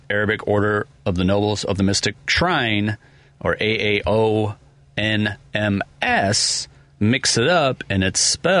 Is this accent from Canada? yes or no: no; Ireland; I'm Irish, so I can say this, but the Irish exit.